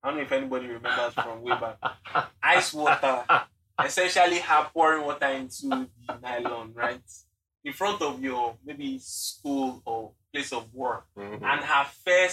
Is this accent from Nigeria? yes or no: yes; Nigeria; we have to go through being Nigerian.